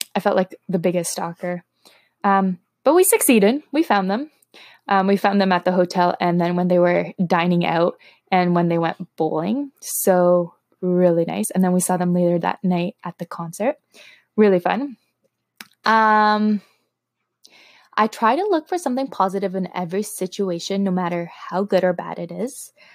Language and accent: English; Toronto, Ontario, Canada; first language Slovak; English is a second language; I am from Toronto, Canada, born and raised.